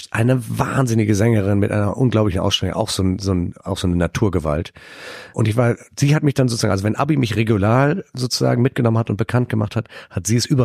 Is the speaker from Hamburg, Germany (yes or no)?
yes; Hamburg, Germany; Ich bin ja auch Hamburger Jung